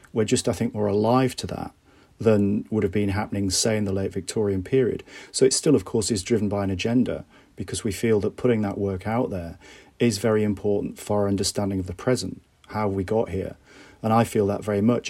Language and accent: English; Bradford, Yorkshire and the Humber, United Kingdom; I grew up in Bradford in the nineteen eighties